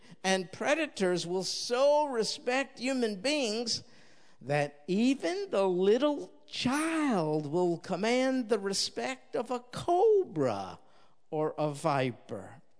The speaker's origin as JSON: {"language": "English", "region": "New York", "country": "United States", "tie": "born or raised there", "said": "I'm going to take him hunting rats in the apartment building I grew up in New York."}